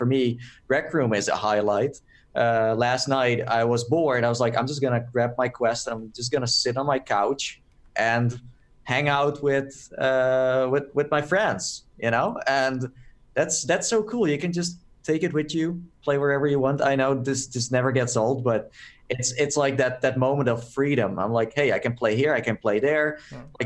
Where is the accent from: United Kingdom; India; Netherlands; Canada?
Netherlands; I'm from Holland